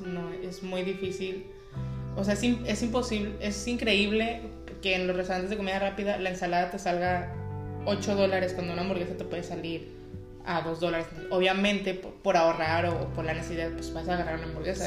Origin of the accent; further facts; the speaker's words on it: Ciudad Juárez, Chihuahua, Mexico; also born or lived in El Paso, Texas, United States; now in United States; yo soy de Ciudad Juárez